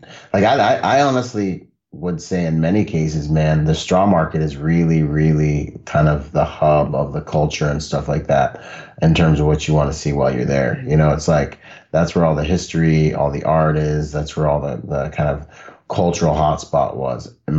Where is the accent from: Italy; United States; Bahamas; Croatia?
Bahamas; And growing up in the Bahamas, we lived in the water. Like, you weren't even cool if you couldn't dance or swim growing up. Like, you'd never have a girlfriend on the island, you know?